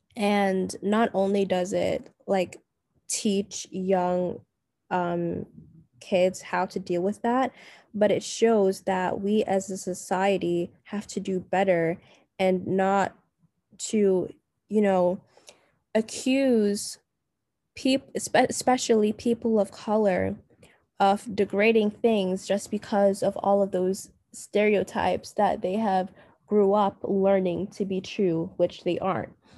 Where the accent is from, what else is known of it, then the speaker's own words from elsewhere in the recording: Jamaica; now in United States; I was raised in Jamaica for most of my childhood